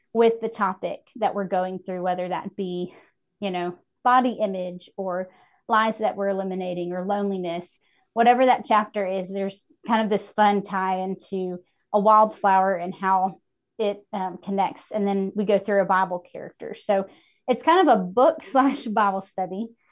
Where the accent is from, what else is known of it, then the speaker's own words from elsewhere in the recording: Hickory, North Carolina, United States; moved back to my hometown of Hickory